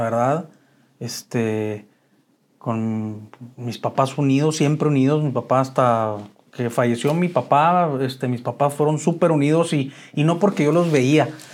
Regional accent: Chihuahua, Mexico; moved away as an adult; Yo soy originario de Chihuahua. Eh, nací un 5 de noviembre de 1970, ya 52 años. Este, y siempre viví, bueno, hasta el 87 viví en Chihuahua

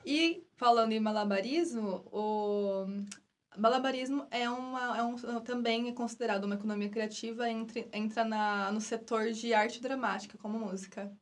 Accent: Brazil; eu adoro o país, nosso país, mas eu acho que antes de ser brasileira, eu sou muito latina

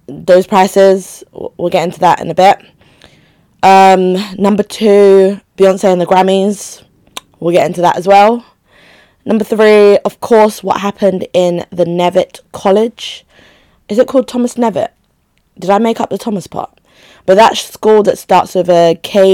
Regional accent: Nigeria; now in United Kingdom; That country, my home country

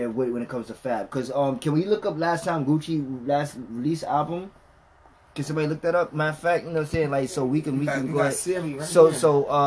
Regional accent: New York, United States; we're from New York

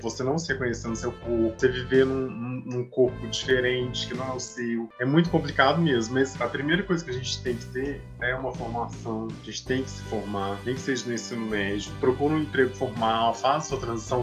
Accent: Minas Gerais, Brazil; now in Salvador, Brazil; eu sou de Minas Gerais, eu moro em Salvador.

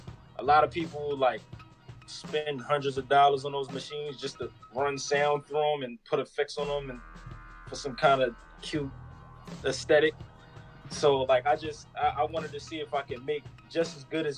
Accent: Philadelphia, Pennsylvania, United States; now in Los Angeles, United States; I grew up in Philly, born and raised up uptown

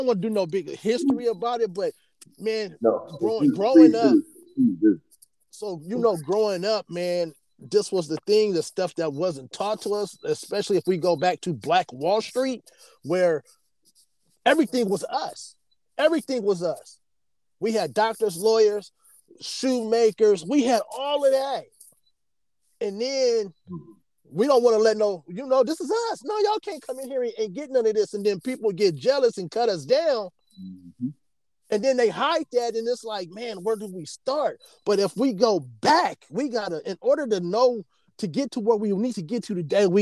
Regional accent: South Bay, California, United States; I'm from the South Bay

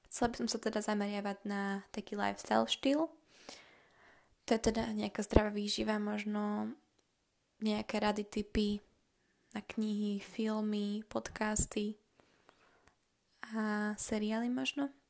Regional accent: Slovakia; a pochádzam zo Slovenska, čo už môžete počuť, pretože hovorím po slovensky.

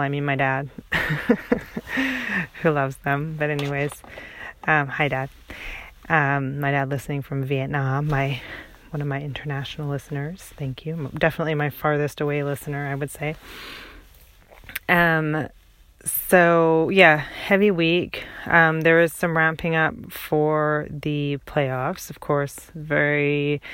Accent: British Columbia, Canada; the guys, you know, we grew up with in British Columbia

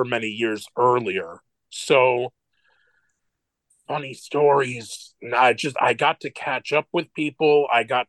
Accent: New York City, New York, United States; I'm in Brooklyn, and I grew up in Brooklyn

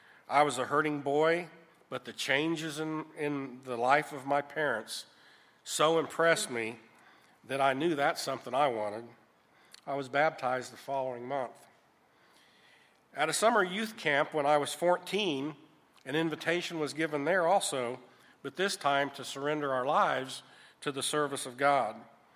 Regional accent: Jacksonville, Florida, United States; born there; I was born in Jacksonville, Florida, at the Naval Air Station, August 17th, 1957.

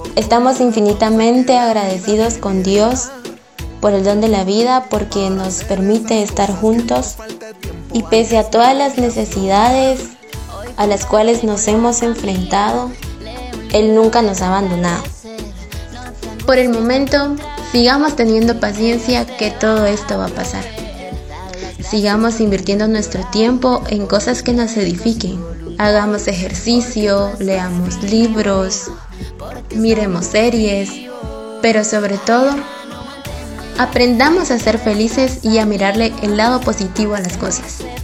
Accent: Coatepeque, Quetzaltenango, Guatemala; moved away as an adult; soy de Coatepeque y partí a la ciudad de Quetzaltenango en busca de un sueño.

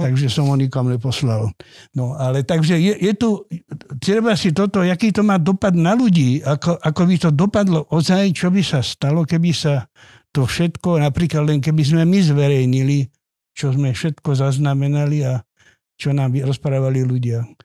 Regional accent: Vrbové, Trnava Region, Slovakia; ja pochádzam z Vrbového

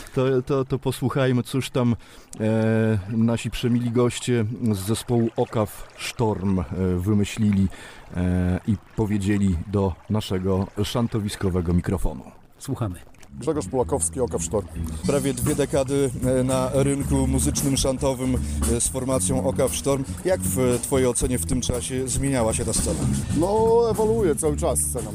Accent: Warmian-Masurian Voivodeship, Poland; jesteśmy z Mazur, to najwięcej gramy na Mazurach

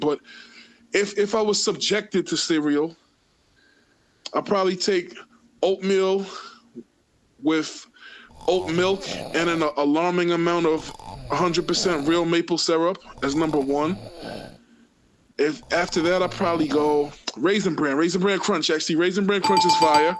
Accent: New York City, New York, United States; growing up in Queens, you know, I grew up around all kind of different ethnicities

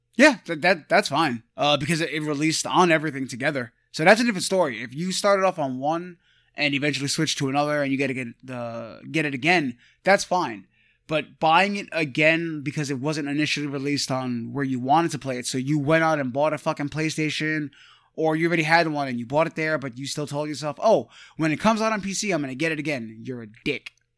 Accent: New York, United States; we're from New York

